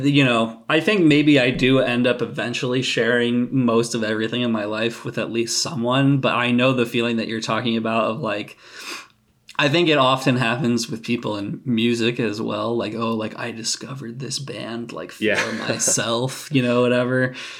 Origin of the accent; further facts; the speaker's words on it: United States; as an American